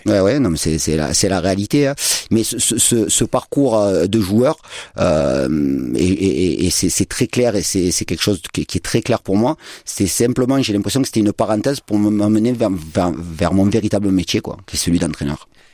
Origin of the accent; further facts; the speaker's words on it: Marseille, Provence-Alpes-Côte d'Azur, France; en tant que latéral gauche et en tant que Marseillais